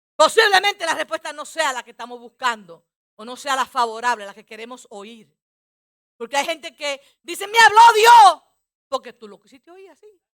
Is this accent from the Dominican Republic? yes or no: yes; Dominican Republic; Como muchos dominicanos hacemos eso muchas veces.